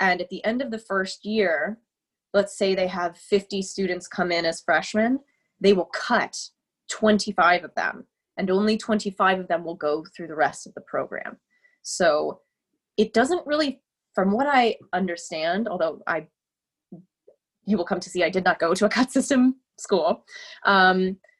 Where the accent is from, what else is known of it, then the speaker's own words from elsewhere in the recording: Cincinnati, Ohio, United States; I grew up in Ohio, in Cincinnati, in a little neighborhood called Madisonville